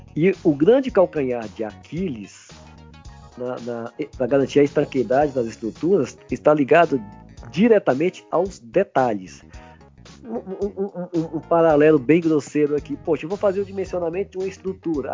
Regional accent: Minas Gerais, Brazil; now in São Paulo, Brazil; eu estou em São Paulo, mas eu sou de Minas

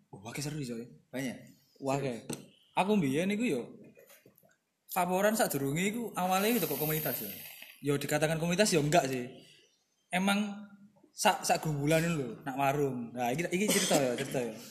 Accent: Gresik, East Java, Indonesia; kita lagi uh, kita sebagai orang Gresik sih.

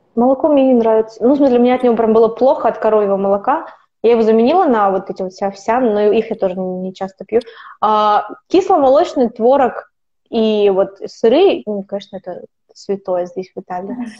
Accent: Kazakhstan; moved away as an adult; also born or lived in United Kingdom; now in Italy; Я из Казахстана

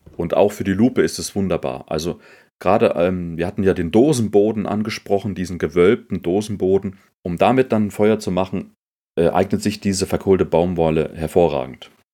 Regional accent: Germany; bei uns in Deutschland

